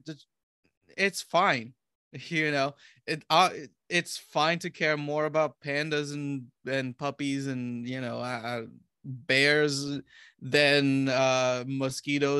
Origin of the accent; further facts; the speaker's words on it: Romania; I'm from Romania